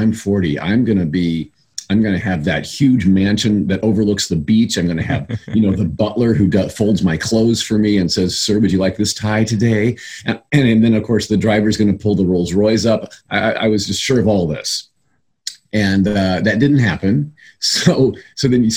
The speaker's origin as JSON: {"language": "English", "region": "Indiana", "country": "United States", "tie": "born or raised there", "moved": "yes", "said": "back in my home state of Indiana, where I come from."}